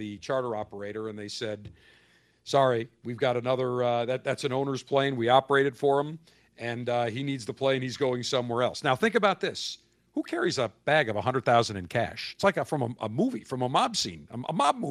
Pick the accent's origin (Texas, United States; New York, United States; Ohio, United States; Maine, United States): New York, United States; Buffalo; moved away; my hometown of Buffalo